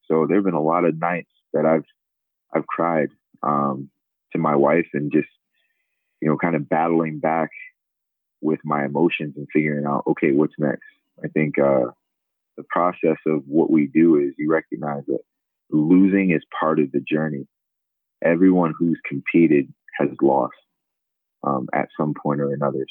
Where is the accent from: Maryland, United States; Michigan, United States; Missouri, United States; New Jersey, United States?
New Jersey, United States; Sicklerville; moved away as an adult; also born or lived in Lincoln, Nebraska; now in Philadelphia, United States; I'm from South Jersey originally. I grew up in a small town, Sicklerville, New Jersey, about 25 miles outside of Philadelphia.